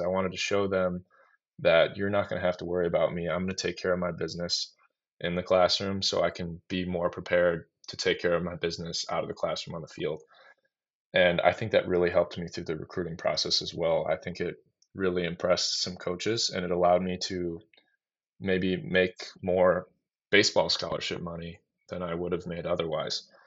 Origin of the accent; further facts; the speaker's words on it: Waukesha, Wisconsin, United States; in my backyard here in Waukesha